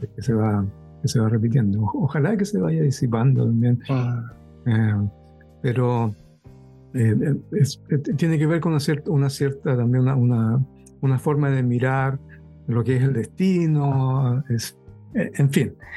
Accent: Chile; moved away; yo me fui de Chile al año 79

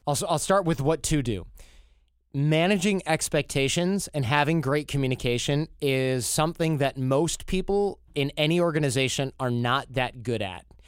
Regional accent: United States; as an American

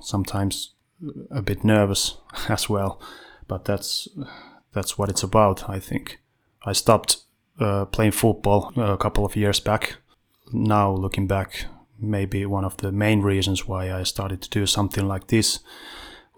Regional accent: Vantaa, Uusimaa, Finland; I'm from Western Vanta, ….

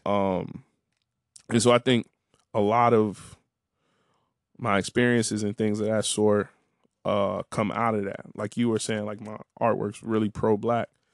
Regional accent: Harvey, Illinois, United States; moved away; also born or lived in Washington, District of Columbia, United States; I always try to rep Harvey

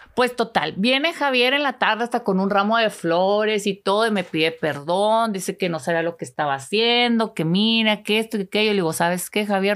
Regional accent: Delicias, Chihuahua, Mexico; also born or lived in La Cruz; ese pueblito está como a una hora de Ciudad Delicias, de donde soy originaria

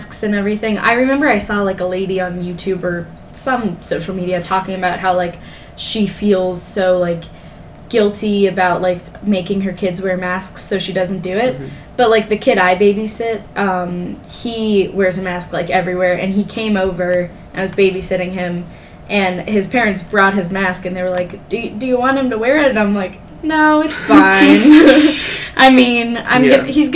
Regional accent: California, United States; now in Ohio, United States; I'm from California

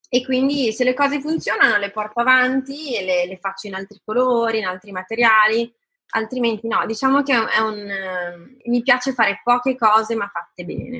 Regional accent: Italy; sono nata in Italia, ho fatto scuole italiane, mi sento italiana, son cresciuta a lasagne e tortellini

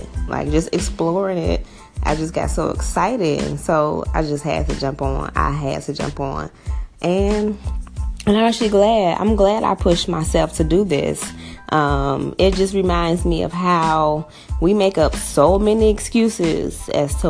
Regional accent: Chicago, Illinois, United States; I grew up on the south side of Chicago. I grew up in Englewood, born and raised in Chicago.

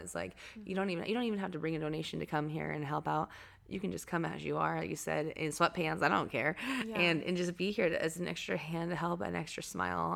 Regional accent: Anacortes, Washington, United States; moved away; I'm from Seattle area. I mean, the Northwest. So Anacortes is like north of Seattle

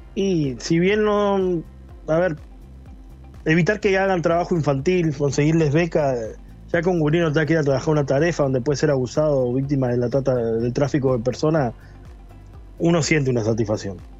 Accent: La Paloma, Rocha, Uruguay; moved away as an adult; now in Argentina; Soy hijo de la Escuela 52, soy hijo del Liceo La Paloma

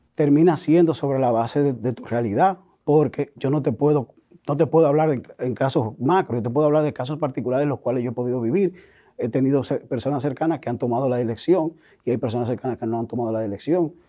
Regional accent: Dominican Republic; Nosotros como sociedad dominicana

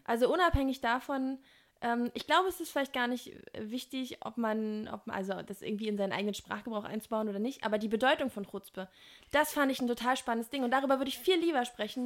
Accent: Berlin, Germany; als Berliner

